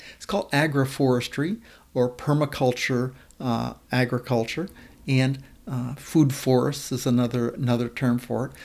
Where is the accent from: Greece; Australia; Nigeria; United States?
United States; Maine; also born or lived in Washington state; now in Washington, United States; I grew up in Maine and now live in Washington state